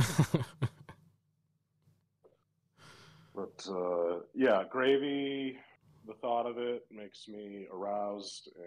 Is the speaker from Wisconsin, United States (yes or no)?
yes; Wisconsin, United States; I'm from Wisconsin